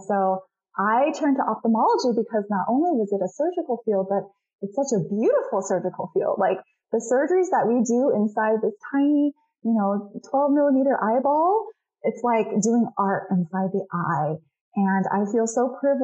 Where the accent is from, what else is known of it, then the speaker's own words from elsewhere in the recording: Rowland Heights, California, United States; also born or lived in Shanghai, China; I literally bought a practice in my hometown of Roland Heights where I grew up